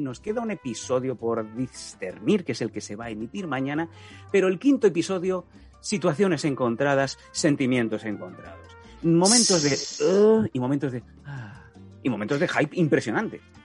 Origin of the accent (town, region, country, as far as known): Catalan-speaking hometown, Catalan-speaking area, Spain